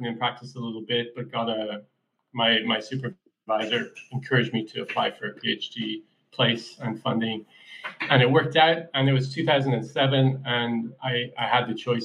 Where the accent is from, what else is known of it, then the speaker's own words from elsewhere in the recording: Ireland; moved away as an adult; also born or lived in Chicago, United States / Australia; now in Gainesville, United States; I was born in Chicago, but grew up in Ireland